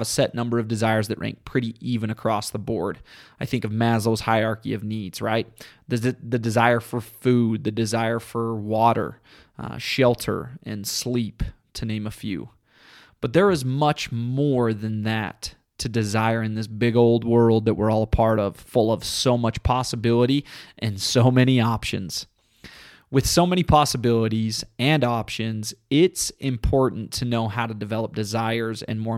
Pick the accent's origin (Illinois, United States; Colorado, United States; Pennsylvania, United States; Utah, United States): Utah, United States; southern; my home state of southern Utah